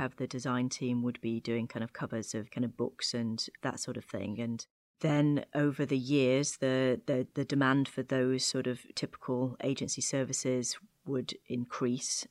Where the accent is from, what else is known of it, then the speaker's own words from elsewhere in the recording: Chorley, North West England, United Kingdom; moved away as an adult; now in Washington, D.C., United States; I'm actually from, uh, Chorley in Lancashire in the northwest of England